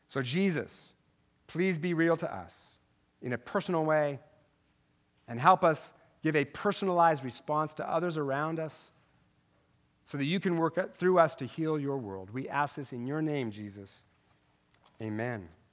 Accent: Tri-Cities, Washington, United States; moved away; I'm from over there, okay? I know, I'm from the Tri City

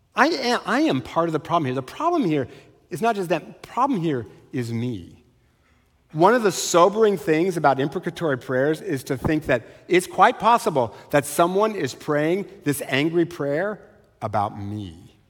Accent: Eastern Washington, United States; I was raised in Eastern Washington.

